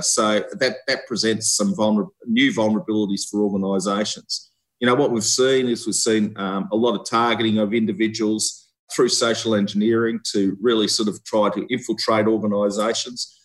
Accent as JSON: {"language": "English", "country": "Australia", "also_born_or_lived": "Victoria, Australia / Canberra, Australia", "moved": "as an adult", "said": "I'm an Australian seconded officer"}